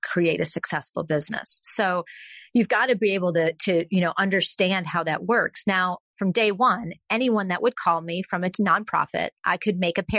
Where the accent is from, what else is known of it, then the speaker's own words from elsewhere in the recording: Texas, United States; also born or lived in Austin, Texas; I'm from Texas